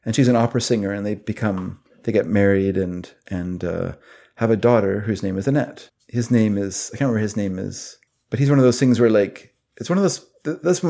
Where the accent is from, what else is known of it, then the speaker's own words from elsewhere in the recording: United States; now in Canada; I'm only American